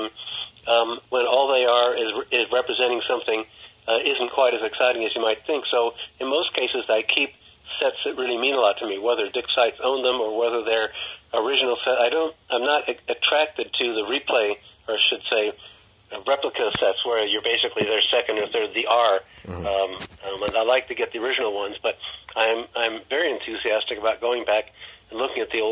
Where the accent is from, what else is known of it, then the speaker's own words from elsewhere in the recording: Cooperstown, New York, United States; also born or lived in Philadelphia; Most of the time I lived outside New York City or in Cooperstown. I was born in Cooperstown.